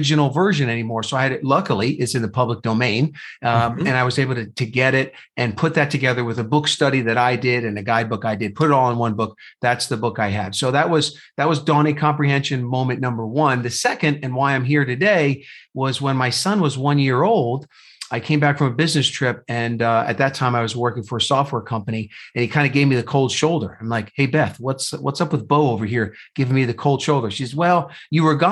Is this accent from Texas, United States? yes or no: no; New Jersey, United States; moved away as an adult; also born or lived in Indiana; now in Phoenix, United States; So I was born and raised in New Jersey